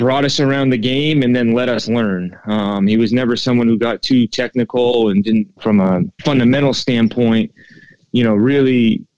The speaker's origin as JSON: {"language": "English", "region": "New England", "country": "United States", "tie": "born or raised there", "said": "growing up in New England"}